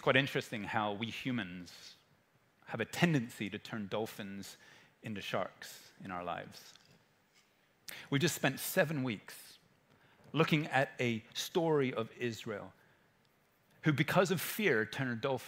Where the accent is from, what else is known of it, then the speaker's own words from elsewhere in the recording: England, United Kingdom; I'm an English person who's 14